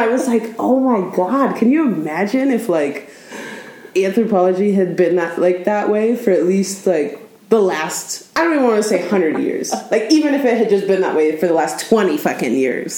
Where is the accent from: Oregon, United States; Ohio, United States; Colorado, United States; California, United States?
Oregon, United States; I was born in Oregon, where we are right now.